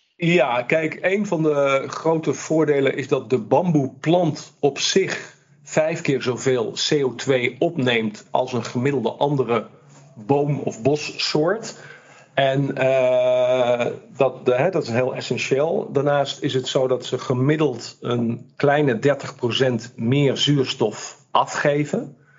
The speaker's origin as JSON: {"language": "Dutch", "town": "Amsterdam", "region": "North Holland", "country": "Netherlands", "said": "Ik kom uit Amsterdam"}